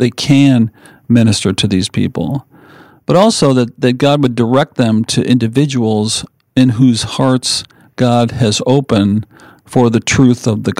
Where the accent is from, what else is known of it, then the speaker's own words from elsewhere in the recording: South Windsor, Connecticut, United States; moved away as an adult; also born or lived in California; I grew up in Connecticut and a town called South Windsor.